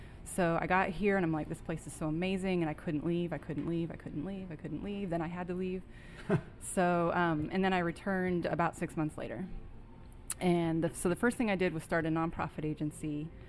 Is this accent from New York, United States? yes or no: no; California, United States; and then where I grew up in Southern California, not quite my bag.